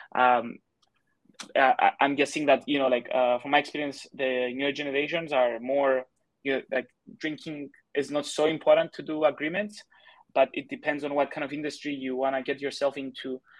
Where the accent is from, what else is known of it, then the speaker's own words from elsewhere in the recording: Cyprus; first language Greek; English is a second language; moved away as an adult; also born or lived in China; I'm from Cyprus